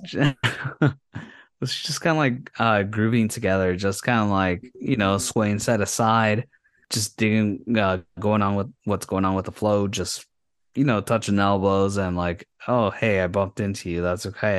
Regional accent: Yuma, Arizona, United States; my hometown, from Yuma

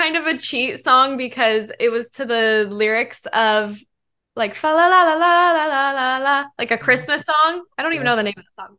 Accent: Denver, Colorado, United States; now in Los Angeles, United States; I am a pop artist, songwriter, model based in Los Angeles, and I'm originally from Denver, Colorado, but made my way to the West Coast.

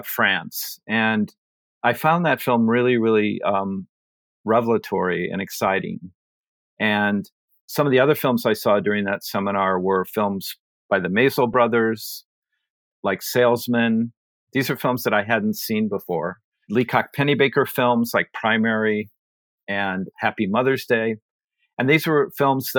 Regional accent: Iowa, United States; moved away as an adult; also born or lived in Minnesota / Appalachia; now in Newton, United States; I'm from Iowa, and I finished college in Minnesota in mid-70s

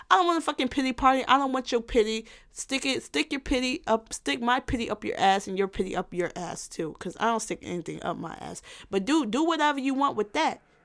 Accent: Illinois, United States; also born or lived in Gary, Indiana; since I went to school more so in Illinois, I would just say Illinois.

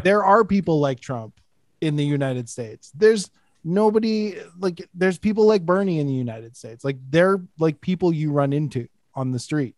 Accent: Alberta, Canada; I'm from Alberta

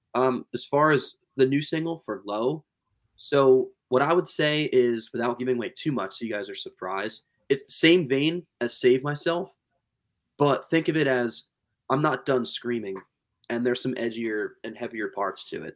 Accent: Pennsylvania, United States; we're from Pennsylvania

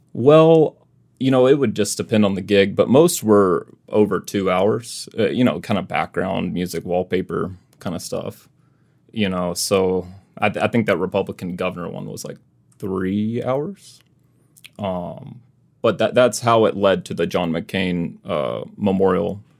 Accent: Mississippi, United States; moved away as an adult; now in Arizona, United States; I'm originally from Mississippi, but you know I th- feel like I've lived in Arizona long enough that I'm like oh, I'm um, kind of from Arizona too.

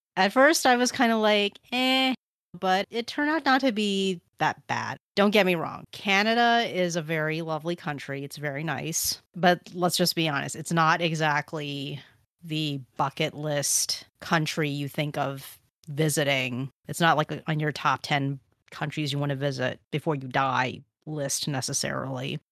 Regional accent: United States; being an American

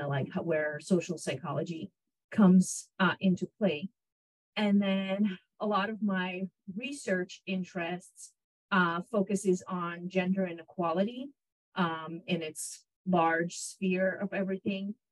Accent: Israel; moved away as an adult; also born or lived in Ukraine / Illinois / New Mexico; now in Corpus Christi, United States; I was born in Ukraine and grew up in Israel and came to the United States for my college degree

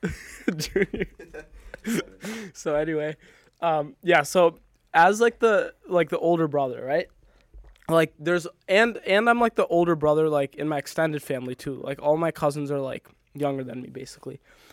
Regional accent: Naperville, Illinois, United States; also born or lived in Singapore / India / Germany / New York; I was born in Singapore, lived in India for a bit, lived in Germany for a bit, lived in New York for a bit, and then like our family finally settled in Naperville.

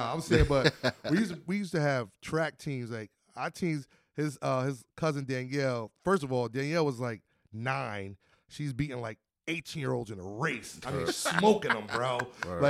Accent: Alabama, United States; Somebody would come from, I'm from Alabama, and come out to the park for the summer.

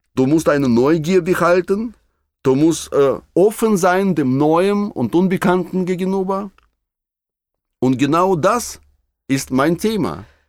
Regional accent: Russia; moved away; In meiner Heimat in Russland

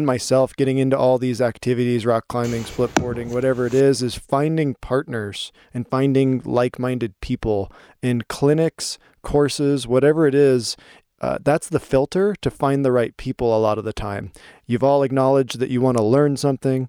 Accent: Skagit Valley, Washington, United States; growing up in the Skagit Valley, just a few hours from Whistler.

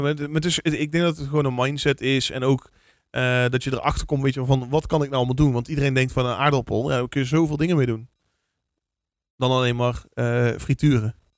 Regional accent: Vlijmen, North Brabant, Netherlands; ik kom dan van oorsprong uit Vlijmen. En dat is een dorpje met 12, 13.000 inwoners.

